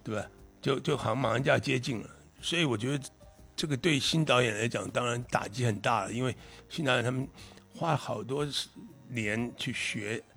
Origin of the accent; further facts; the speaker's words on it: Taiwan; 我小时候也在那边住过， 嗯 就那个那个城市住过。 嗯 那其实台湾很多那个年代都基本很像。